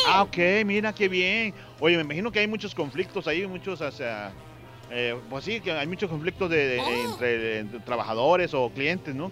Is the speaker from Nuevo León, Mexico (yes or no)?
yes; Sabinas Hidalgo, Nuevo León, Mexico; De Sabina